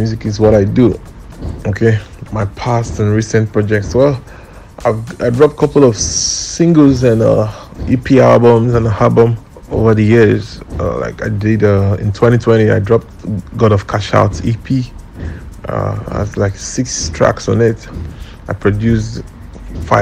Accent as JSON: {"language": "English", "town": "Warri", "region": "Delta", "country": "Nigeria", "also_born_or_lived": "Lagos State, Nigeria", "moved": "yes", "lives_now": "Lagos, Nigeria", "said": "I'm based in Lagos State, Nigeria, and I'm from Delta State, Warri, Waf City representing."}